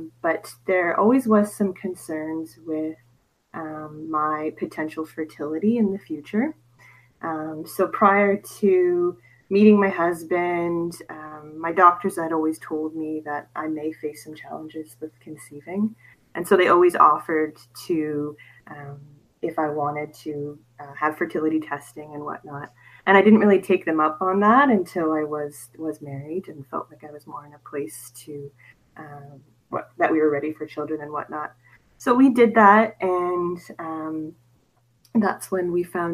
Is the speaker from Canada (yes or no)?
yes; Canada; I am from Canada